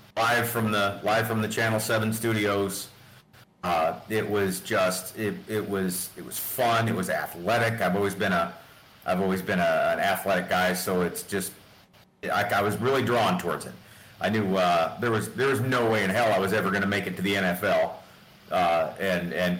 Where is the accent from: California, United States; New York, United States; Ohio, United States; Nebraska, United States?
Nebraska, United States; North Bend; growing up in North Bend, we didn't have the option of pay-per-views. Back then, you had to have a satellite, or you had to drive into Fremont or Omaha